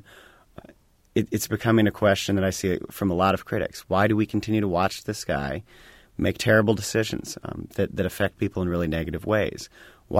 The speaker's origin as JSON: {"language": "English", "town": "Bloomington", "region": "Indiana", "country": "United States", "tie": "born or raised there"}